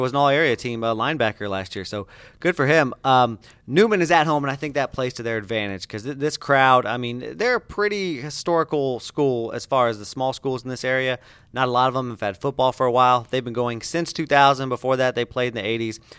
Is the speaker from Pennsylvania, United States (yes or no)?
no; Indiana, United States; now in Southwest Florida, United States; You know where I'm from? Indiana, yeah. Indiana. And the slogan there, we grow basketball.